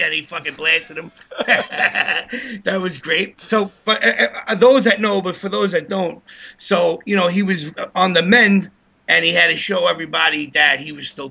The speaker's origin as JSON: {"language": "English", "town": "New York City", "region": "New York", "country": "United States", "tie": "born or raised there", "said": "I grew up in Bedford, in Bay Ridge"}